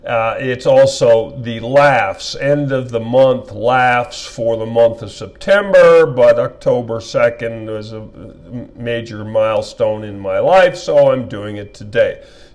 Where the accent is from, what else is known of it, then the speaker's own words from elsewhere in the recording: El Paso, Texas, United States; also born or lived in Dallas, Texas / New York City; now in Austin, United States; I'm from El Paso. I lived in Dallas, moved to New York City for 32 years, and then moved to awesome Austin, Texas 10 years ago today.